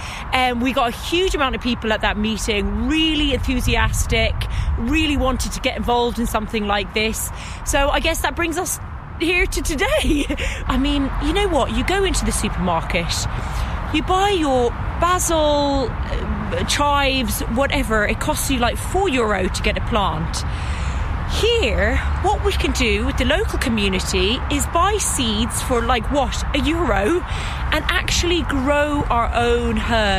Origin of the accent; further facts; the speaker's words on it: London, United Kingdom; now in Limerick, Ireland; as you can tell by my accent, I grew up in London City. I never had access to these types of things.